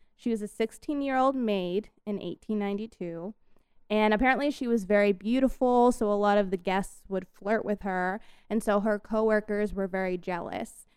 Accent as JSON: {"language": "English", "region": "Colorado", "country": "United States", "said": "I am from Colorado"}